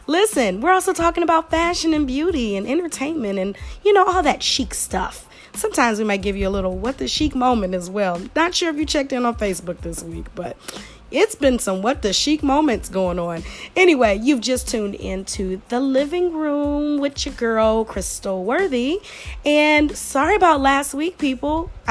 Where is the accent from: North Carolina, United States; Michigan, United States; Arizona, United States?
Michigan, United States; Detroit; I am from the Detroit area, I am a Detroit girl, 313 girl